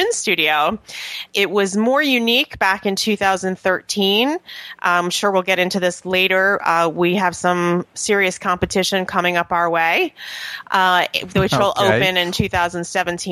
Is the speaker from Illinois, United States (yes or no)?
no; New York, United States; moved away as an adult; also born or lived in Atlanta / Edgewater, New Jersey; now in Haworth, United States; I'm originally from New York